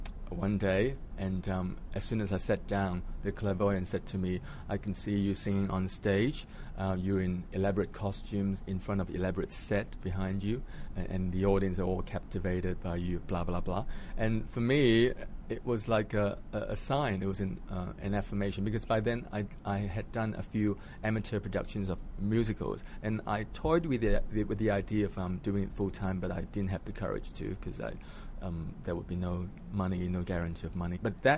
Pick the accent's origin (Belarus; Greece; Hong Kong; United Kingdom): Hong Kong; moved away; also born or lived in Australia; because I lived in Australia for 20 years, and so half of my life was spent there. So I always thought, I'm not Australian enough, and I'm not Hong Kong enough